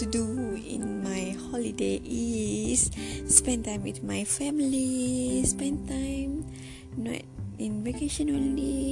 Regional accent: Kedah, Malaysia; English is a second language; moved away as an adult; now in Tanjung Malim, Malaysia; my hometown is in Kedah

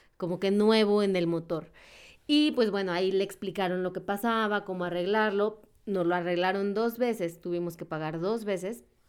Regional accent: Mexico; como mexicanos

